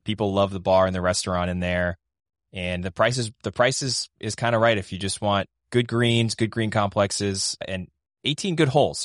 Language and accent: English; Boston, Massachusetts, United States; as a Bostonian